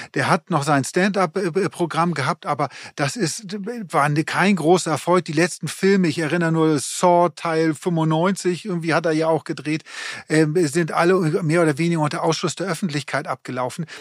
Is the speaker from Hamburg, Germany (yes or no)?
yes; Hamburg, Germany; für uns als Hamburger